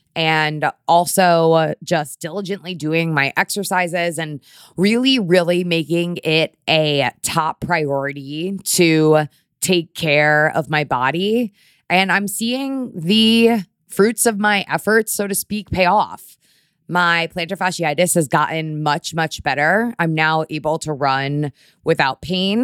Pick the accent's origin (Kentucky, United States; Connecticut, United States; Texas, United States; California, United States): Connecticut, United States; now in New York, United States; I grew up in Connecticut